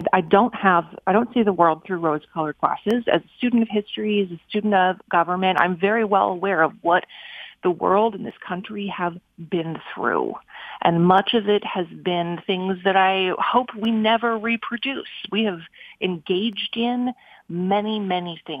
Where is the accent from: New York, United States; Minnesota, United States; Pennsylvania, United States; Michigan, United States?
Minnesota, United States; moved away as an adult; I wanted to move back to my hometown in Minnesota